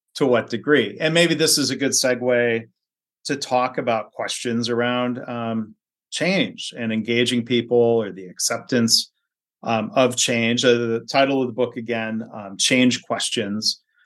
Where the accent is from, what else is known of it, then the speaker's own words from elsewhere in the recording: Livonia, Michigan, United States; also born or lived in Ohio; Lynn grew up in the same town I grew up